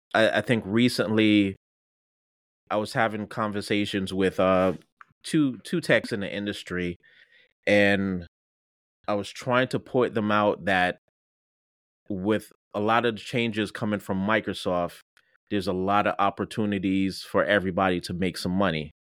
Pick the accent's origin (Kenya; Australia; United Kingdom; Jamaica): Jamaica; moved away; I'm Jamaican